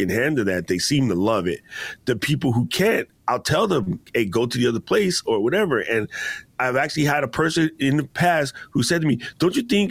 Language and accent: English; Hawaii, United States; we're both from Hawaii